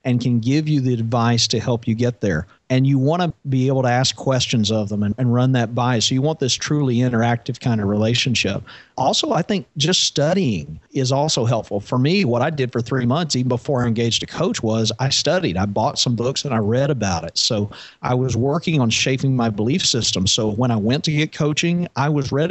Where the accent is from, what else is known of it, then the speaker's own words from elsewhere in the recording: Arkansas, United States; I grew up in Arkansas